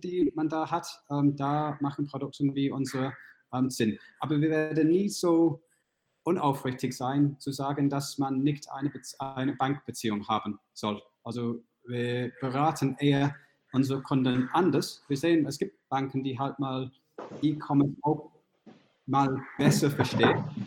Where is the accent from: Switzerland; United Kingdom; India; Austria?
United Kingdom; accent: British; German is a second language; now in Munich, Germany; meinen britischen Akzent